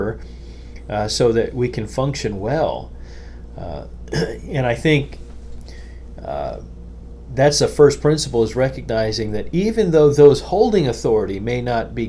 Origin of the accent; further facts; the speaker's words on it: United States; As an American